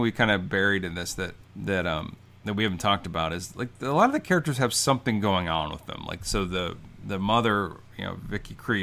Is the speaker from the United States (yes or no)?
yes; Champaign, Illinois, United States; That's my hometown, by the way. Champaign, Illinois